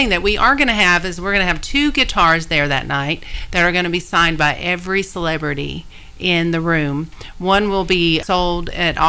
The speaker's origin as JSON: {"language": "English", "region": "the South", "country": "United States", "said": "I'm from the South, so it's gala."}